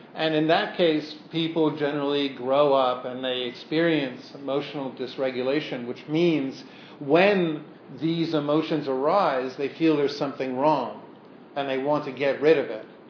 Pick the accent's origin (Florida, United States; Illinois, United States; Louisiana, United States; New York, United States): New York, United States; New York City; my growing up on the Lower East Side